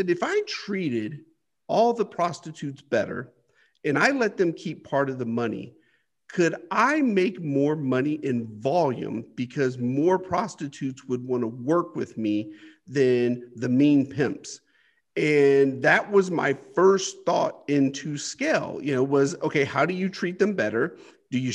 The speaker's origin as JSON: {"language": "English", "country": "United States", "tie": "born or raised there", "said": "I grew up poor here in the United States on the welfare system"}